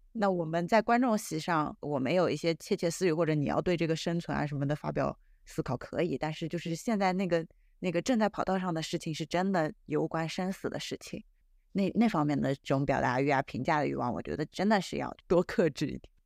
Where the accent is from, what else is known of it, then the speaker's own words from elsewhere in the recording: China; 我们中国人相对来说，其实表达还是比较含蓄的